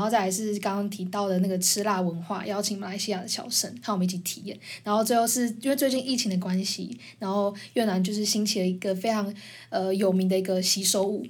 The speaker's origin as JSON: {"language": "Chinese", "country": "Taiwan", "tie": "born or raised there", "said": "你是在台湾就是土生土长"}